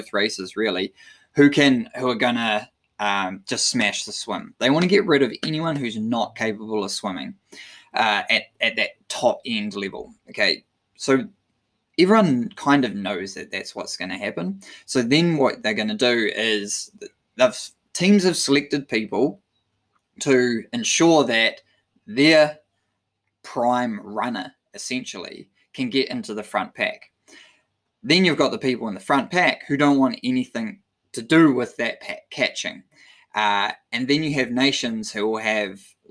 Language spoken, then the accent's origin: English; New Zealand; as a Kiwi